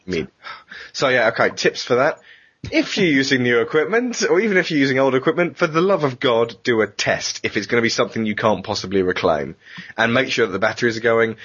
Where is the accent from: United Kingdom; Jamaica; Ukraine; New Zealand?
United Kingdom; we're British. We're very British.